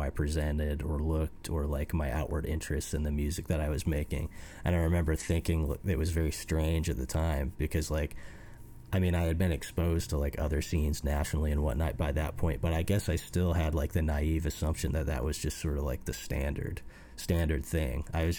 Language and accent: English; Fort Wayne, Indiana, United States; growing up in Indiana. And I mean, Fort Wayne isn't like a tiny backwoods city. It's like a mid-sized American city. It's like I grew up in like an actual urban environment.